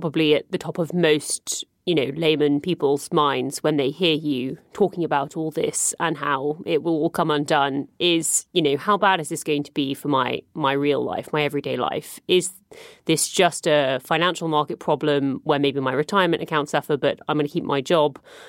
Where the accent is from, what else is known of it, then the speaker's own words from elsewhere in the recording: United Kingdom; I am British.